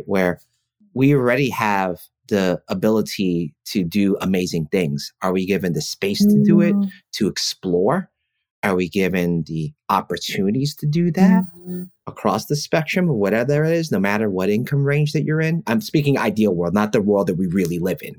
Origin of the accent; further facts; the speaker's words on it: New York City, New York, United States; where we grew up in East Flatbush and South Ozone Park, and you know those neighborhoods, you can't not meet a lot of different people